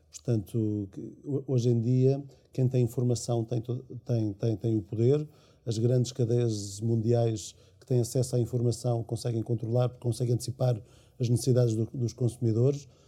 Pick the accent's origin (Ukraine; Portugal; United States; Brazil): Portugal; sou português